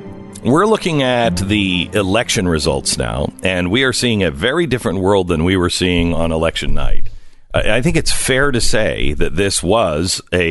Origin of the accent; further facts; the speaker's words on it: Pacific Northwest, United States; I grew up in the Pacific Northwest, and wildfires were something that, you know, when you're out in the West, you grow up hearing and you grow up seeing the smoke